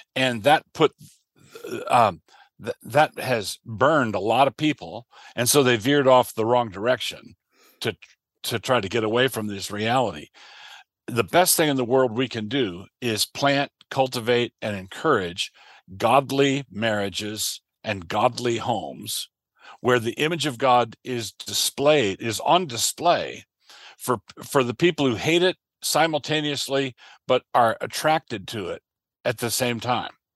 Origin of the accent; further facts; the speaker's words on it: United States; I am a Christian, and I am an American